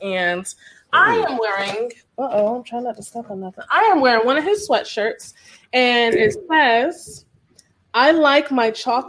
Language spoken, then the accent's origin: English; Connecticut, United States; now in Atlanta, United States; I'm from Connecticut.